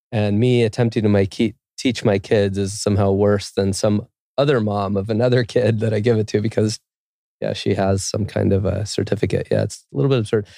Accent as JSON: {"language": "English", "region": "California", "country": "United States", "tie": "born or raised there", "moved": "as an adult", "lives_now": "Quito, Ecuador", "said": "I grew up in California"}